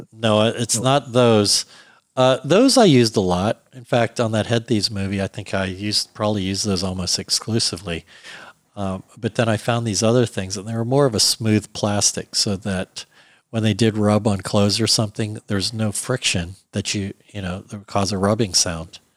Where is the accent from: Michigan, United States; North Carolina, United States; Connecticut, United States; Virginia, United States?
Virginia, United States; Alexandria; now in Los Angeles, United States; I grew up in Alexandria, Virginia